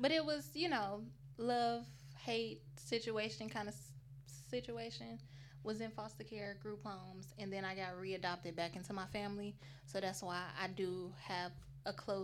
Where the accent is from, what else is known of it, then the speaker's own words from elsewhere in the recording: Chicago, Illinois, United States; moved away as an adult; I'm from Chicago, Illinois. I've been down here for a few years.